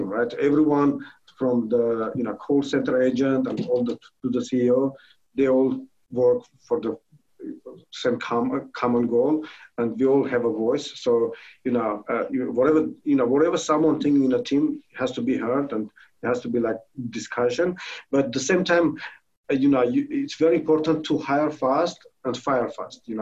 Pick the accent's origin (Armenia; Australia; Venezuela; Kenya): Armenia; English is a second language; now in United States; I'm originally from Armenia.